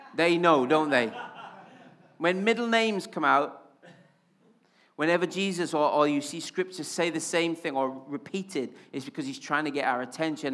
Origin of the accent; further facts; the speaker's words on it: Wales, United Kingdom; accent: Welsh; now in Yorkshire, United Kingdom; I'm especially Welsh when I'm excited or angry